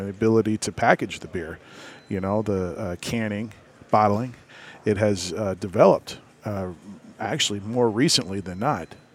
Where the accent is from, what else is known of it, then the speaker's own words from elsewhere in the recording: Tampa, Florida, United States; I grew up here in Tampa